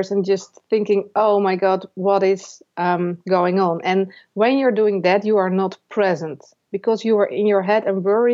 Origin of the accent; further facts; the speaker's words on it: Netherlands; I'm from the Netherlands